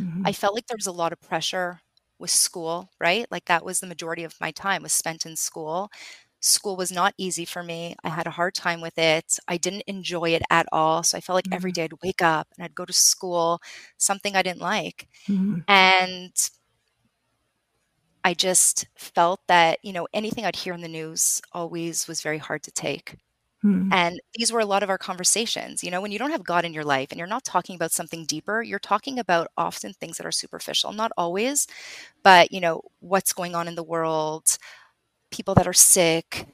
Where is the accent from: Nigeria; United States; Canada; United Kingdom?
Canada; Montreal, Quebec; I was raised in Montreal. I still live in Montreal.